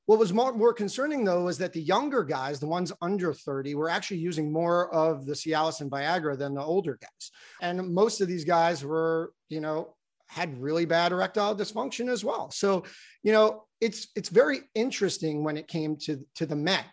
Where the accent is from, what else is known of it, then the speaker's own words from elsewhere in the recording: New Jersey, United States; moved away; also born or lived in Baltimore; I grew up in New Jersey